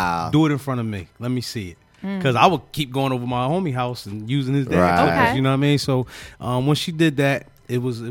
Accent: Philadelphia, Pennsylvania, United States; Grew up in North Philadelphia

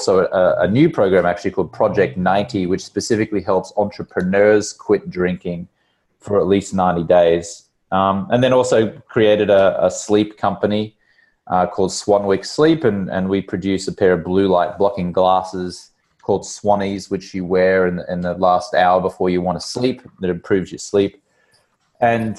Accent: Brisbane, Queensland, Australia; moved away as an adult; also born or lived in London, United Kingdom; now in Los Angeles, United States; I grew up in Brisbane, Australia, which is on the East Coast

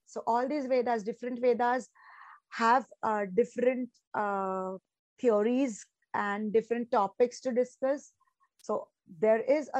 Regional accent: Western India, India; I come from Western India

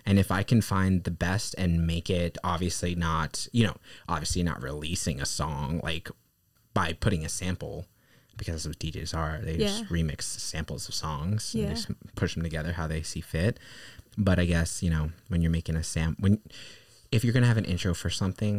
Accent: Manhattan, New York, United States; I grew up in Manhattan, more specifically on the Upper West Side.

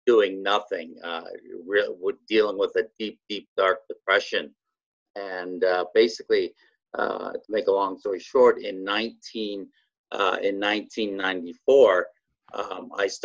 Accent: Canada; I'm Canadian. Yeah, born and raised

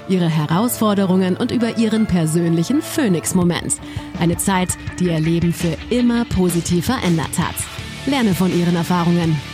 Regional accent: Vienna, Austria; born there; ich bin 52, bin gebürtige Wienerin

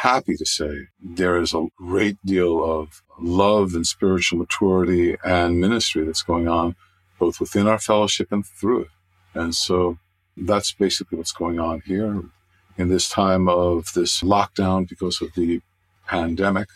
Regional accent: New York City, New York, United States; also born or lived in Manhattan / Nassau County, New York / Glen Cove, New York; I was born in Manhattan and my childhood was in Queens, which is one of the boroughs of New York City, and then out to Nassau County. And so I've been here in Nassau County since I've been 12.

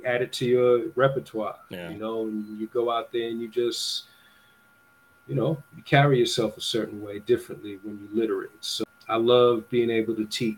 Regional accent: New York, United States; now in Los Angeles, United States; growing up in New York

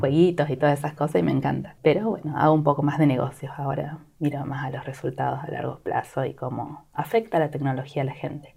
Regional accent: Argentina; moved away as an adult; now in California, United States; somos ocho familias de Argentina, de diferentes lugares

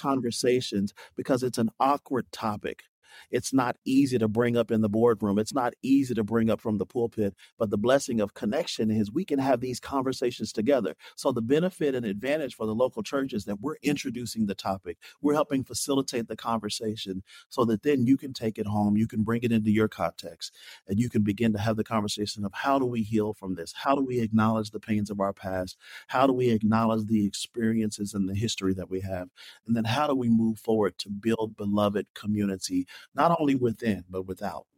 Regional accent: Kentucky, United States; moved away; also born or lived in New Jersey; I call myself a Southern boy. I'm Kentucky navy, native, grew up in a, in a Christian home

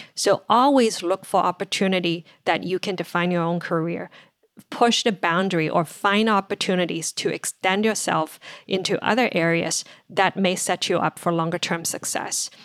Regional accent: China; moved away as an adult; now in United States; I grew up in China, finished college there

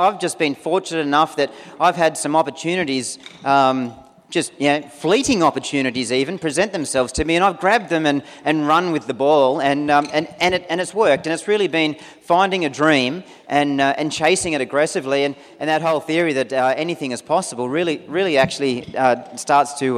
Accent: Newcastle, New South Wales, Australia; also born or lived in United States; I'm actually from the Newcastle region. Grew up, basically around Lake Macquarie

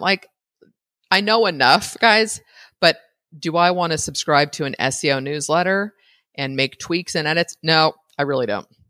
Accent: United States; an American citizen

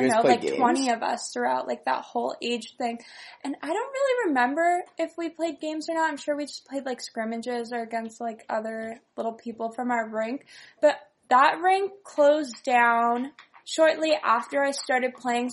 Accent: Northern California, United States; I grew up in California, Northern California, and I originally was a figure skater.

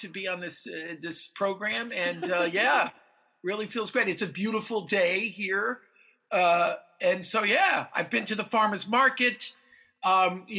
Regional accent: Danbury, Connecticut, United States; now in New York City, United States; I'm from Danbury, Connecticut

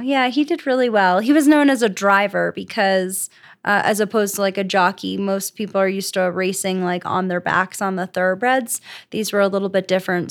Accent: Florida, United States; moved away as an adult; also born or lived in New Jersey; now in Colorado, United States; I'm from Florida

